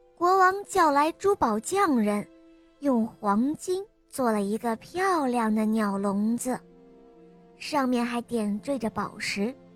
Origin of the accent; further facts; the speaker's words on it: Shenyang, Liaoning, China; 我新年十岁半了，我来自沈阳。